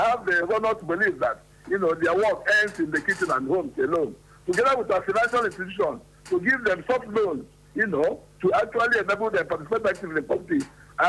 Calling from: Imo, Nigeria; I'm calling from Imo State.

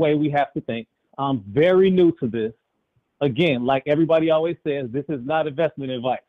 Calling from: Chicago, Illinois, United States; I'm tuning in from Chicago.

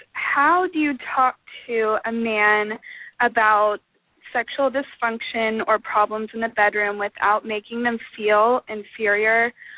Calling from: San Diego, California, United States; I'm calling from San Diego.

